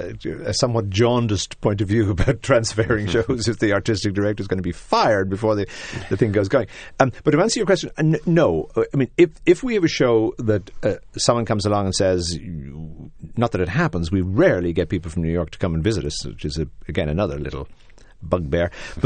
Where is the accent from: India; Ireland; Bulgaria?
Ireland; Dublin, Leinster; as a young Irish person growing up in Dublin in a somewhat more depressed time than the country is going through now